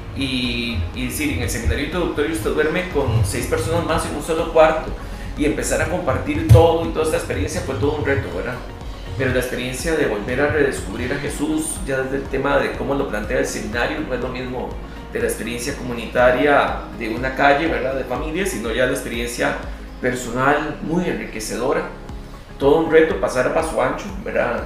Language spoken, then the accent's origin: Spanish; Alajuela, Costa Rica; yo sí soy nativo de, del cuello de Alajuela